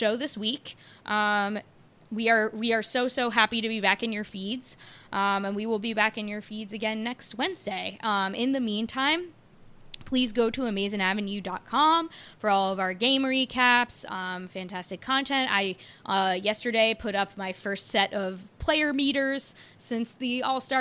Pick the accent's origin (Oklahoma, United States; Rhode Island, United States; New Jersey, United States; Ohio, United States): New Jersey, United States; also born or lived in Baltimore; I moved back home to New Jersey, where I'm from